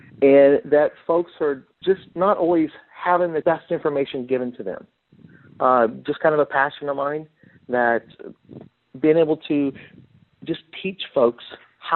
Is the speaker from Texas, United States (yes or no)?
no; Kansas City, Missouri, United States; also born or lived in Omaha, Nebraska; I was born and raised in the Kansas City, Missouri area.